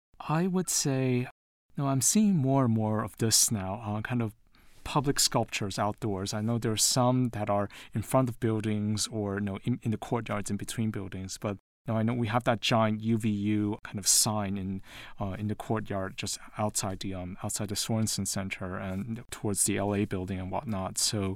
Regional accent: Taiwan; also born or lived in London, United Kingdom / United States / New York; And, you know, I'm originally from Taiwan. I was born in London, but I grew up in Taiwan and the U.S., and I lived in New York before moving to Utah.

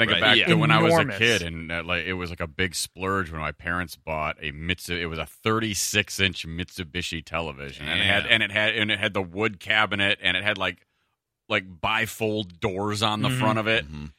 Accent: Detroit, Michigan, United States; when I was a kid, growing up in the Detroit area

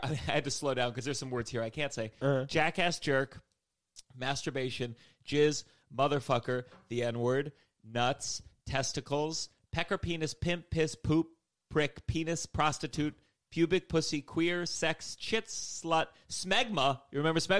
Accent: Potomac, Maryland, United States; Potomac, Maryland.

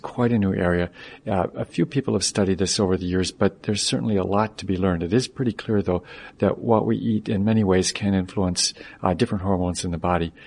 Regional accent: Michigan, United States; moved away; I grew up in Michigan

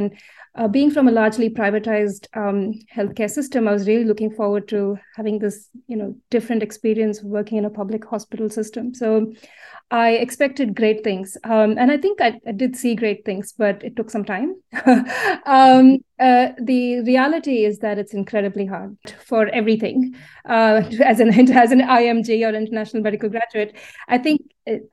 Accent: Mangalore, Karnataka, India; moved away as an adult; now in Australia; I was born and raised in a beautiful coastal town in the south of India called Mangalore

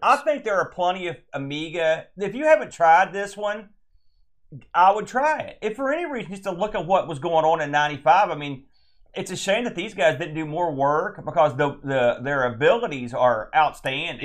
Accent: United States; I'm an American

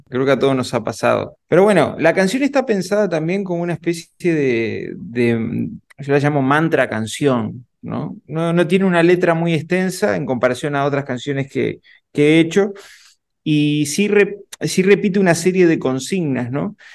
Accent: Uruguay; yo soy de Uruguay

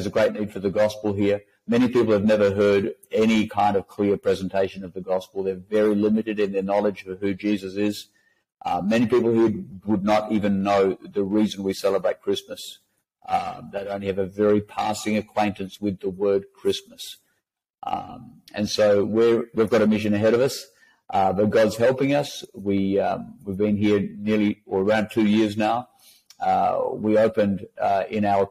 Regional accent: Western Australia, Australia; also born or lived in Perth; So I was born in Western Australia, and a classic West Australian background

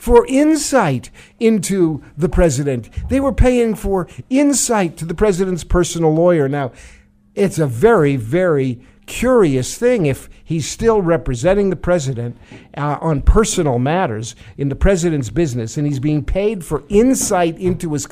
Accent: New York City, New York, United States; now in New Hampshire, United States; growing up on the streets of New York City

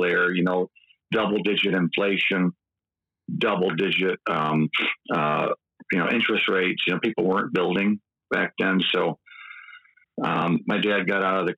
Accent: east side of Michigan, United States; accent: Midwestern; also born or lived in Muskegon; now in West Michigan, United States; Grew up on the east side of Michigan

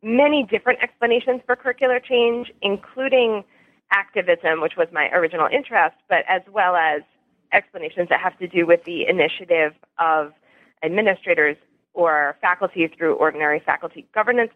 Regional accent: New York, United States; I grew up in New York State, about an hour north of New York City

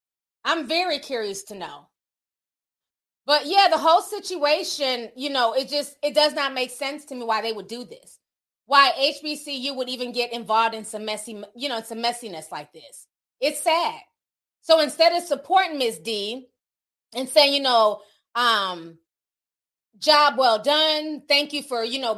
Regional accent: Midwest, United States; also born or lived in Charlotte; I grew up in the Midwest. There's no HBCUs here.

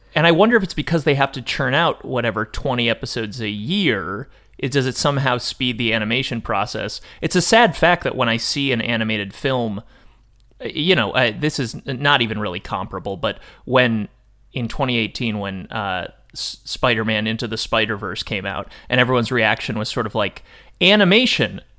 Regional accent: United States; as an American person who identifies as male and is thirty years old

